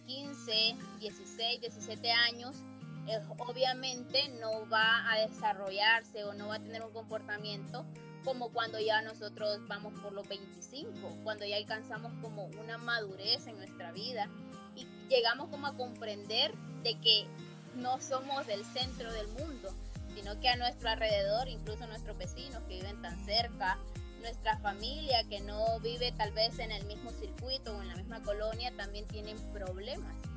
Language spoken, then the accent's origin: Spanish; Honduras; yo soy hondureña, a nosotros comúnmente se nos conocen como catrachos o catrachas